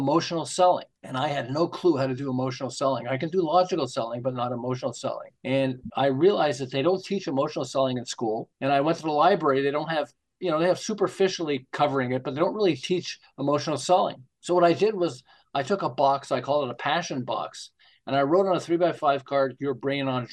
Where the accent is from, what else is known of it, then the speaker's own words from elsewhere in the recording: Montreal, Quebec, Canada; now in Southern California, United States; I'm from Montreal originally.